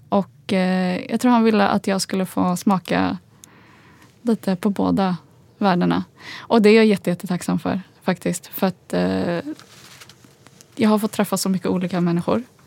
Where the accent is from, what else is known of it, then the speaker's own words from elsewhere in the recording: Stockholm, Stockholm County, Sweden; first language Swedish; also born or lived in Agadir, Morocco; jag är uppväxt som sagt i Husby men jag gick i skola i innerstan.